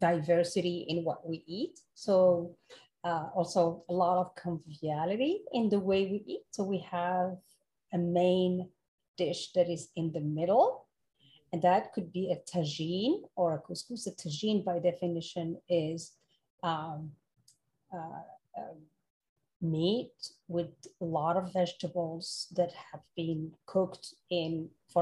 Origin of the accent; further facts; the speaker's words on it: Morocco; moved away as an adult; also born or lived in France / Europe; now in United States; I was born and raised in Morocco, and then I moved to France for college and then spent 24 years in Europe and then moved to the US 10 years ago.